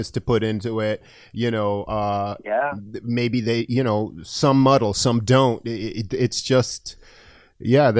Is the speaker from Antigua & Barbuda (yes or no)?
yes; Antigua & Barbuda; I'm from Antigua, a small island in the Caribbean.